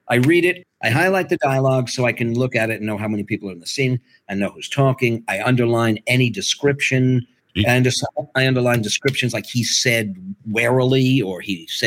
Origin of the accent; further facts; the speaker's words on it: Liverpool, North West England, United Kingdom; Cockney. I'm Liverpudlian.